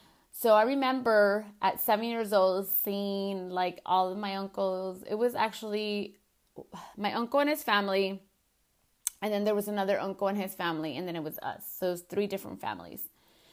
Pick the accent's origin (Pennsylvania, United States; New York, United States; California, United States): California, United States; as a little girl, growing up in California and not being able to see my grandmothers and my grandpa because they couldn't unfortunately cross over, it sucked